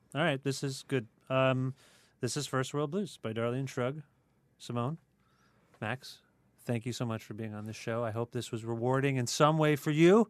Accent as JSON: {"language": "English", "town": "Cambridge", "region": "Ontario", "country": "Canada", "tie": "born or raised there", "said": "I grew up in Cambridge"}